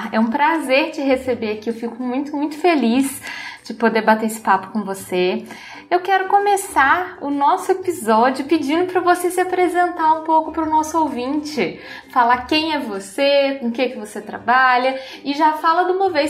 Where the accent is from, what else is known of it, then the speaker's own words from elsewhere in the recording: Rio de Janeiro, Brazil; accent: carioca; moved away as an adult; now in São Paulo, Brazil; Eu sou do Rio